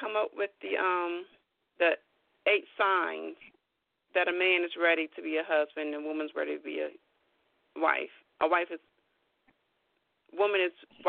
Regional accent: Midwest, United States; I was born and raised in the Midwest

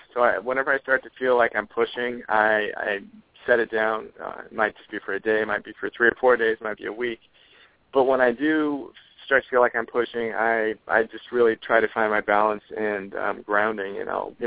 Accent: Oregon, United States; I'm from Oregon

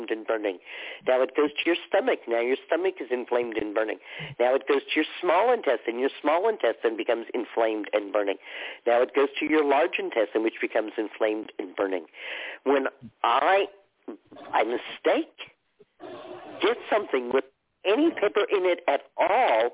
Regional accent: Dallas, Texas, United States; growing up in Texas, and we would go across the border sometimes, although the border was far from where I lived in Dallas

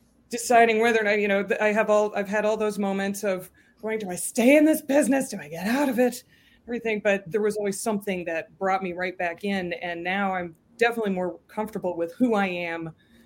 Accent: Concord, Massachusetts, United States; now in New York, United States; I grew up in Concord.

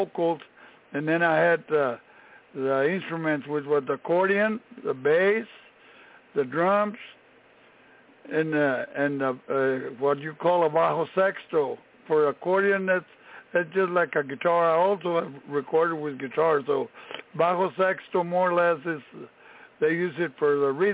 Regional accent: Brownsville, Texas, United States; moved away as an adult; now in San Antonio, United States; I was born in Brownsville, Texas, in the Rio Grande Valley. And but I came to San Antonio after I had I served my country from 1962 to 64

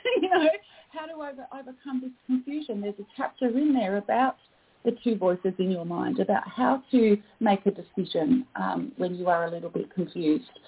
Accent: Australia; I am Australian

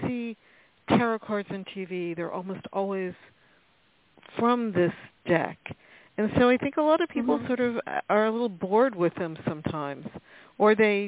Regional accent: New York, United States; I'm from New York.

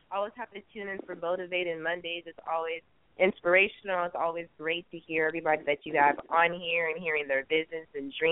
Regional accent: Nigeria; also born or lived in California, United States; I'm Nigerian, mixed with California

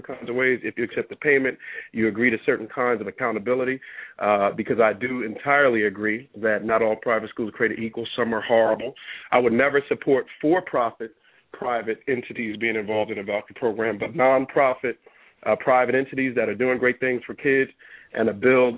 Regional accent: Newark, New Jersey, United States; I grew up in Newark. I grew up like most kids grew up in Newark

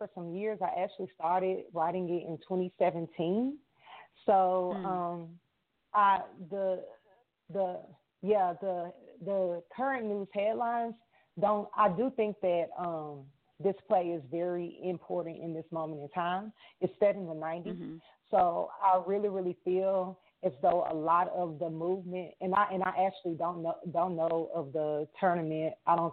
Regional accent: Arkansas, United States; moved away as an adult; now in Minneapolis, United States; I am from Arkansas. I'm recently relocated to Minneapolis

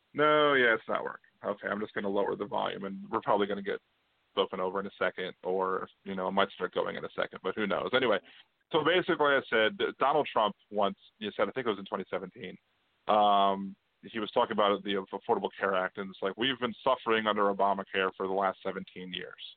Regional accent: Maryland, United States; moved away as an adult; now in New Orleans, United States; I was originally from Maryland

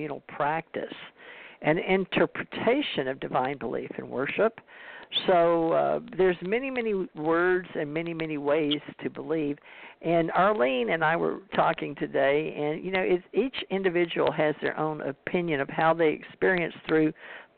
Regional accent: United States; I was born in America, and white Anglo-Saxon Protestant

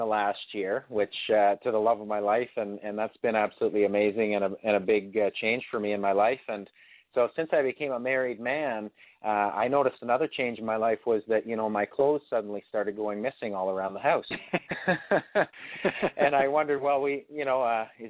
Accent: Ferguson, Ontario, Canada; coming from my hometown of Ferguson, Ontario

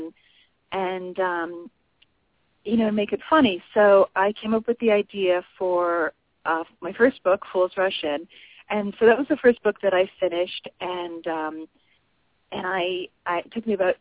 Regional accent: New England, Connecticut, United States; I live in my hometown

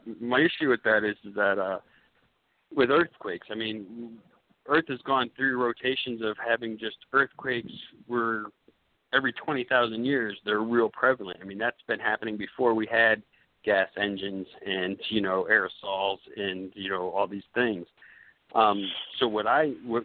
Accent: Florida, United States; I grew up in Florida, and I go to the beach, the same beach for 22 years

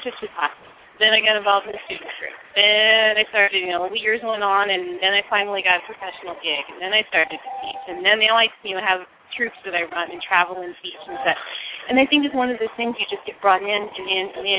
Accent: United States; I'm actually Sicilian. My family is Sicilian. I was born in the States, though

